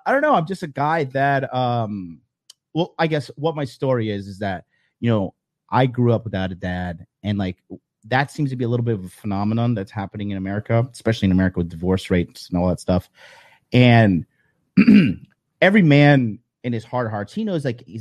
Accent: Miami, Florida, United States; also born or lived in Tokyo, Japan; now in Japan; Miami. This is my hometown. I was born here

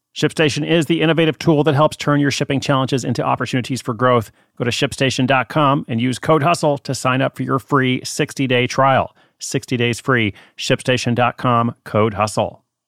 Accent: Portland, United States; moved away; Portland is my hometown

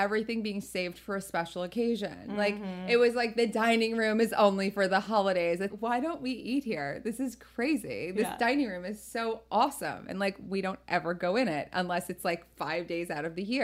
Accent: New Jersey, United States; I'm from Jersey, so I grew up with like everyone having plastic on their couches

